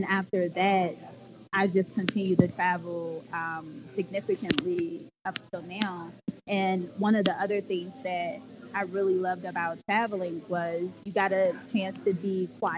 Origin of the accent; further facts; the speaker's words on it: Temple Hills, Maryland, United States; moved away as an adult; also born or lived in Suitland, Maryland; now in Philadelphia, United States; So I'm originally from Prince George's County, Maryland, specifically Temple Hills via Suitland, Maryland